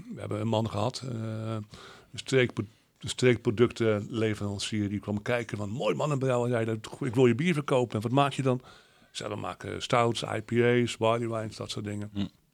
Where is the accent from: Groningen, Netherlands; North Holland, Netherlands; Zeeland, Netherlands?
Zeeland, Netherlands; wij uit, uit, uit Oud-Zeeland komen.